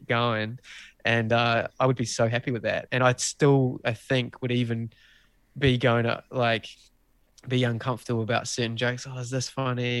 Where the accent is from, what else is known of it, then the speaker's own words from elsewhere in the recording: New Zealand; being a Kiwi bloke